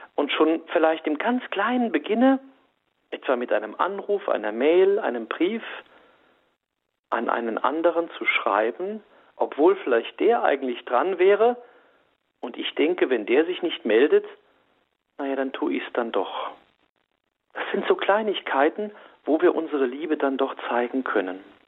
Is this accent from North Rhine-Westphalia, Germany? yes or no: no; Saarland, Germany; also born or lived in Saarbrücken; ich wohne ja in Saarbrücken, ich bin auch Saarländer